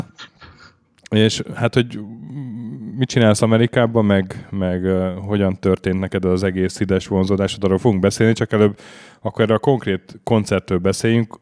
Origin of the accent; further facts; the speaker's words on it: Hungary; magyarok vagyunk